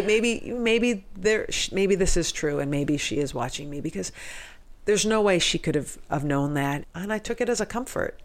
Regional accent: Cape Cod, Massachusetts, United States; I grew up on Cape Cod in Massachusetts, where there weren't that many Jews on Cape Cod

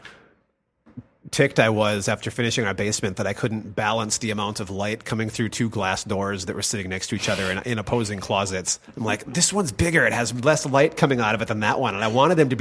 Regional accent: Minnesota, United States; as a Minnesotan

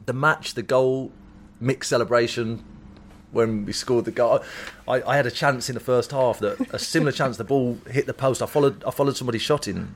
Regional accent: Wolverhampton, West Midlands, United Kingdom; born or raised there

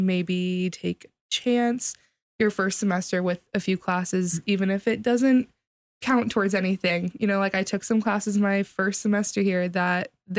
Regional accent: Columbus, Ohio, United States; I'm from the Columbus area

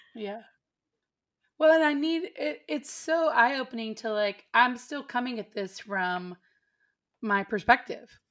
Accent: Texas, United States; also born or lived in East Nashville, Tennessee; now in Nashville, United States; I come from Texas

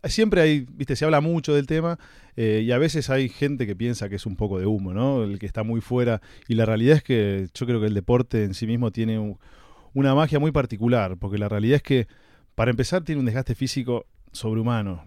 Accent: Olivos, Buenos Aires Province, Argentina; viví prácticamente toda mi infancia en Olivos.

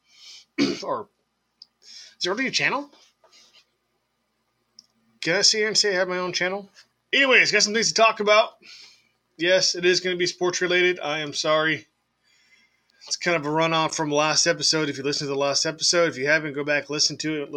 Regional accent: San Diego, California, United States; I'm from San Diego

